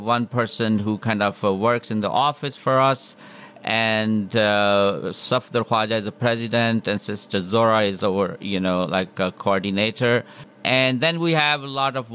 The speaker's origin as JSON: {"language": "English", "country": "Pakistan", "tie": "born or raised there", "also_born_or_lived": "North Dakota / Minnesota", "moved": "as an adult", "lives_now": "Pittsburgh, United States", "said": "I grew up in Pakistan, in a small city, and then after my med school, I came to United States for further education and training"}